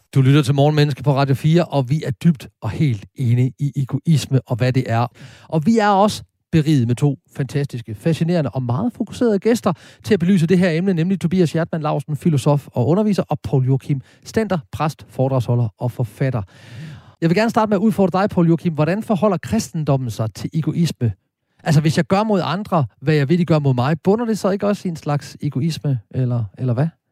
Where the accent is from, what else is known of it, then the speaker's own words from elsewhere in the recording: Horsens, Central Denmark Region, Denmark; i Klosterkirken i Horsens, der hvor jeg stammer fra